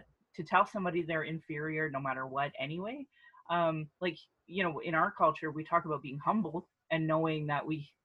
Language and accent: English; Central Alberta, Canada; also born or lived in Calgary, Canada; being born and raised in Central Alberta